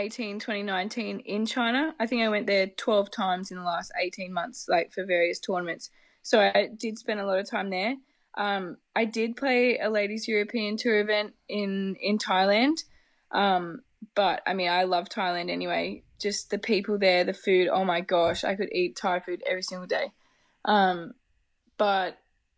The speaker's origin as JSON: {"language": "English", "country": "Australia", "moved": "as an adult", "said": "being Australian and coming from the other side of the world"}